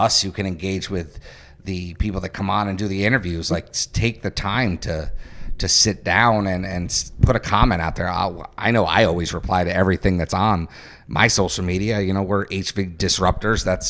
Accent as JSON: {"language": "English", "town": "Highland", "region": "New York", "country": "United States", "tie": "born or raised there", "also_born_or_lived": "Newburgh, New York", "lives_now": "Poughkeepsie, United States", "said": "I was born in Newburgh, I grew up in Highland, and I now reside and work in the city of Poughkeepsie"}